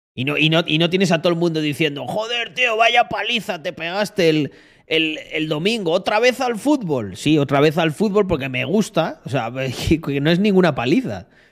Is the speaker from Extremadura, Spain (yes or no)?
yes; Almendralejo, Extremadura, Spain; moved away as an adult; also born or lived in Barcelona; Almendralejo, yo creo que vuelvo dentro de 20 años y está igual